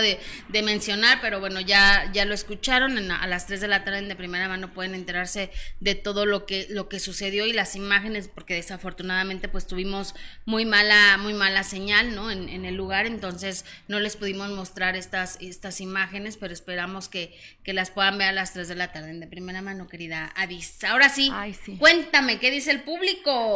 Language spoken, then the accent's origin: Spanish; Mexico; como mexicanos